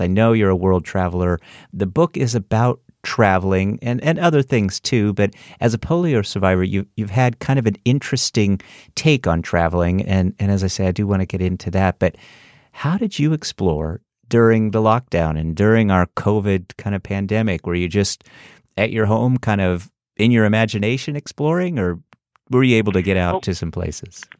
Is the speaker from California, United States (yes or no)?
yes; Northern California, United States; moved away; I'm from Northern California